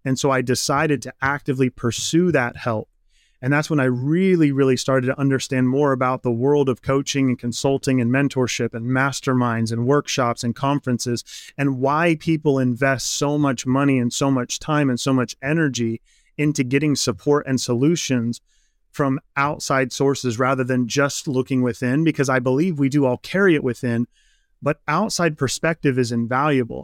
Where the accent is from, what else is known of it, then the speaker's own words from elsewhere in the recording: Midwest, United States; I grew up in the Midwest. Midwestern boy, farm country